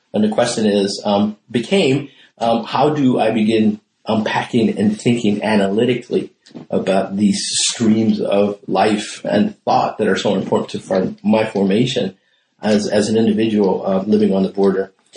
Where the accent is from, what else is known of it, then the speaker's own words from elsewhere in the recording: El Paso, Texas, United States; moved away as an adult; am from El Paso, Texas. Uh, I was raised on the Ciudad Juarez El Paso border all my life.